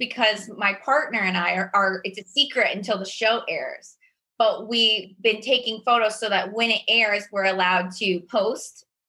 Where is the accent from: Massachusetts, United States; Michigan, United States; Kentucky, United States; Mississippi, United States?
Kentucky, United States; now in Los Angeles, United States; I'm from a really small town in Kentucky.